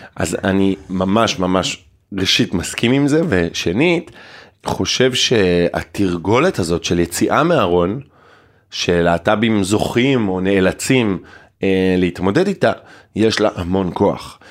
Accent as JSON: {"language": "Hebrew", "town": "Ein HaShofet", "region": "Haifa District", "country": "Israel", "moved": "yes", "lives_now": "Tel Aviv, Israel", "said": "היום אני תל אביבי, במקור אני מקיבוץ עין השופט"}